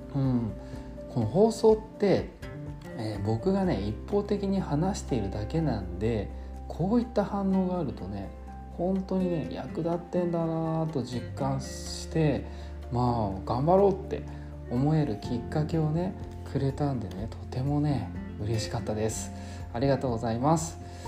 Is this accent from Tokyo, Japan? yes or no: yes; Tokyo, Japan; now in Amami Oshima, Japan; 僕東京なんで出身が